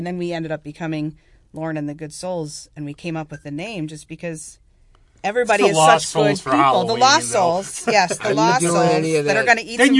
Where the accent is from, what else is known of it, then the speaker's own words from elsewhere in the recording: Rochester, New York, United States; we're from Rochester.